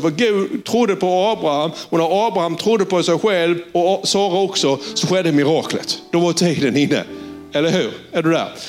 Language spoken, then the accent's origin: Swedish; Sölvesborg, Blekinge, Sweden; accent: Sölvesborg dialect; jag var från Sölvesborg och engelskan var både bruten, den var extremt dålig och det var på klingande sölvesborgska.